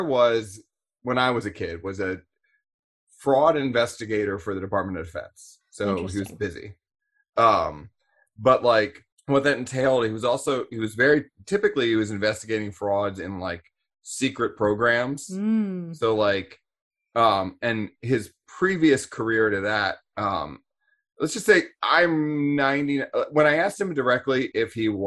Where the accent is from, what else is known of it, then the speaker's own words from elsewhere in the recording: Annapolis, Maryland, United States; I grew up in Annapolis, which is like what Naval Academy town